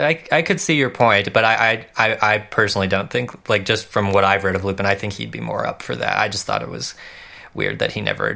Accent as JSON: {"language": "English", "country": "United States", "said": "as an American"}